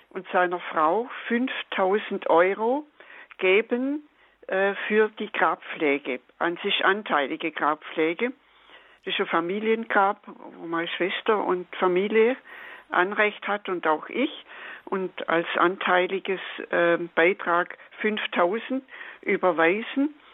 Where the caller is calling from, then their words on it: Friedrichshafen, Baden-Württemberg, Germany; Das ist in Ordnung, ja.